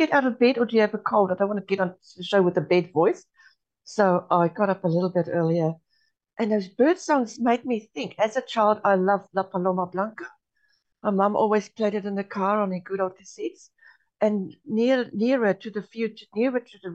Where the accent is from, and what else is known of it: South Africa; born or raised there; first language Afrikaans; English is a second language; moved away as an adult; also born or lived in Namibia; now in New Zealand